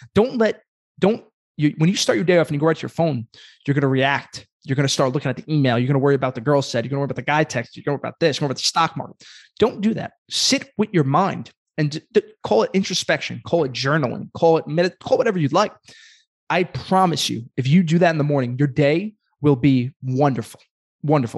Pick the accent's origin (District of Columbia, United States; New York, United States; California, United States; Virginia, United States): New York, United States; Brooklyn; I'm a kid from Brooklyn.